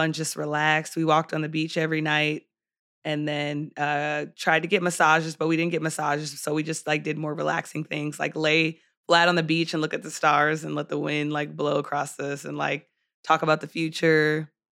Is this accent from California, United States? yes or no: yes; San Diego, California, United States; moved away; also born or lived in Philadelphia, Pennsylvania; I grew up on the West Coast